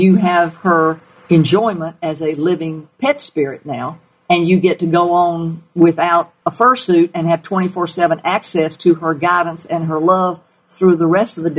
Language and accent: English; the South, United States; accent: southern; my southern accent